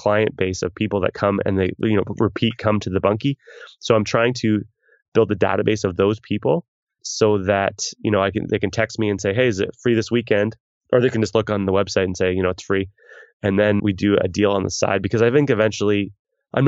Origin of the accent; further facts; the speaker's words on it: Canada; me being a Canadian